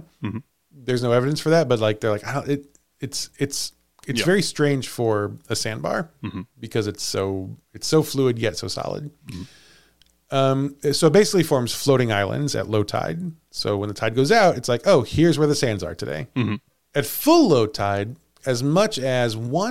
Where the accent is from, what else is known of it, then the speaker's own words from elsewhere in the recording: United States; we're from America